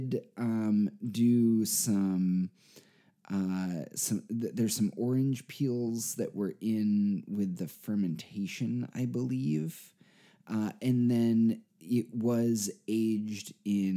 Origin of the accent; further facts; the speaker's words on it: Dover, United States; Dover was my hometown